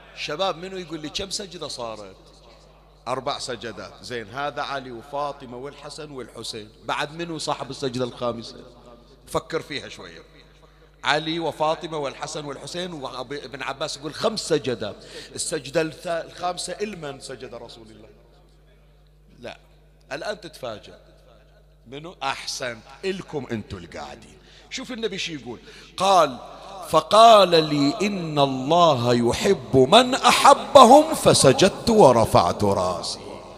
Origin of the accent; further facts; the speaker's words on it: Bahrain; احنا عندنا حسينيات بالبحرين